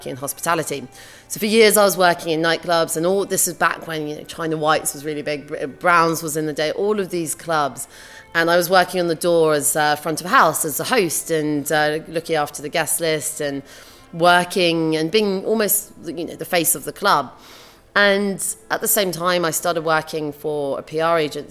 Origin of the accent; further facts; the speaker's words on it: London, United Kingdom; Growing up in London